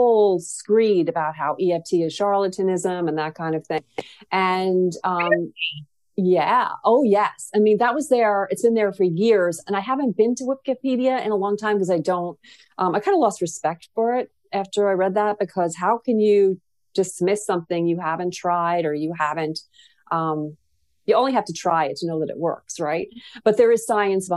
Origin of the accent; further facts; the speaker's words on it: New York City, New York, United States; we grew up in Queens